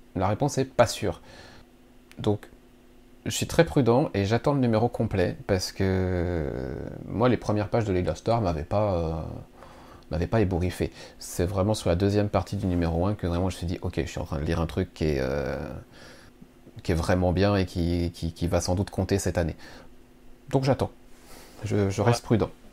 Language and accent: French; France; chez nous en France